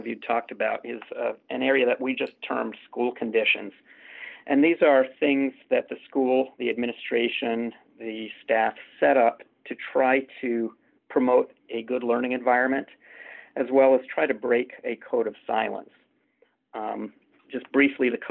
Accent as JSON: {"language": "English", "area": "Jefferson County", "region": "Colorado", "country": "United States", "tie": "born or raised there", "said": "I grew up in Jefferson County, Colorado, which is, as probably many people recognize, where Columbine took place."}